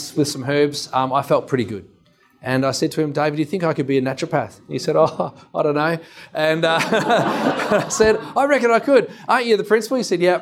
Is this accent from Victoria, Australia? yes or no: yes; Dandenong, Victoria, Australia; also born or lived in Mount Gambier; Mum and Dad took me to Dandenong, which we thought might be better. And we grew up in Dandenong.